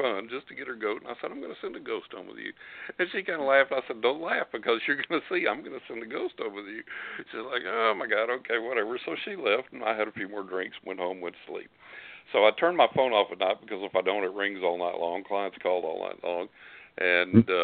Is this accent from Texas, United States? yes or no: yes; West Texas, United States; accent: West Texas; I was born in West Texas, and I still got that West Texas accent